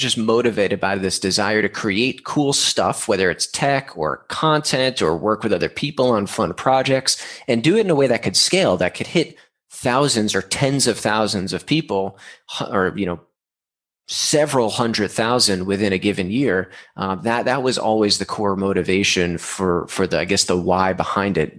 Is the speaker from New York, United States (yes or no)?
yes; New York, United States; moved away as an adult; now in San Diego, United States; I'm from New York, moved to San Diego when I graduated SUNY in 2013